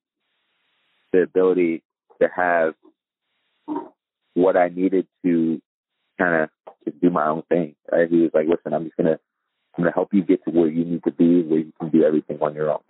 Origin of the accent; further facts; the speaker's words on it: East Coast, United States; moved away as an adult; I was from the East Coast